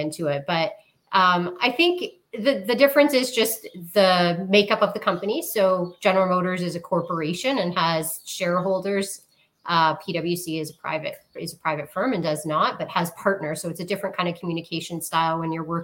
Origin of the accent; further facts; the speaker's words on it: St. Catharines, Ontario, Canada; also born or lived in Toronto / Windsor; I grew up in St. Catharines, Ontario